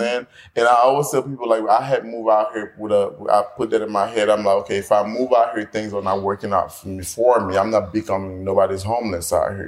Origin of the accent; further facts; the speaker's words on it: Miami, Florida, United States; moved away as an adult; also born or lived in Haiti; now in Los Angeles, United States; I am from Haiti, but originally was raised pretty much in Miami, graduated high school there, then moved.